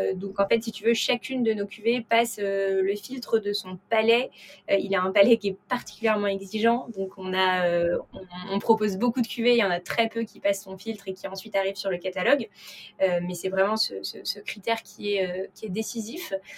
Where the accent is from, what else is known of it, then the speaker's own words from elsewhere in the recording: Paris, Île-de-France, France; j'ai 28 ans et je suis née à Paris